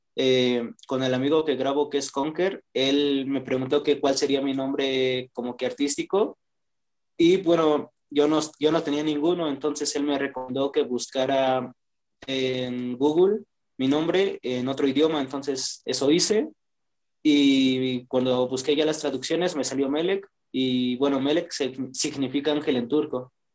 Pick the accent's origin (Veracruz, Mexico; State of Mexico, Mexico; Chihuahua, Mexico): State of Mexico, Mexico; Toluca; soy de Toluca